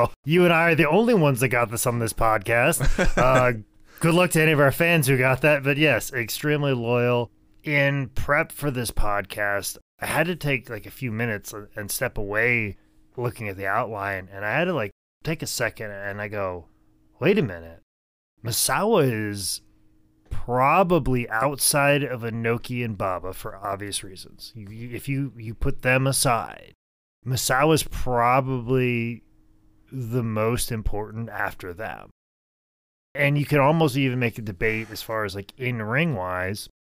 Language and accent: English; Monroe, North Carolina, United States; I cannot read these Japanese words because I'm from Monroe, North Carolina.